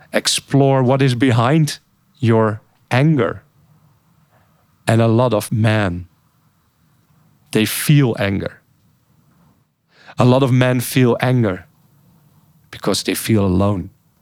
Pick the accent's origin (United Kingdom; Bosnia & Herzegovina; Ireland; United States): Bosnia & Herzegovina; English is a second language; I've restarted rebuilding my old house where I grew up in Bosnia.